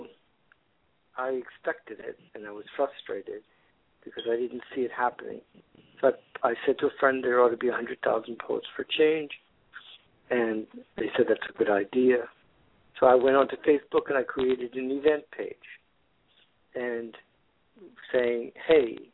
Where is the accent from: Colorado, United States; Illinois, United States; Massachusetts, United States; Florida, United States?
Florida, United States; now in California, United States; I've been living in California for the last 40 years. I'm originally from Florida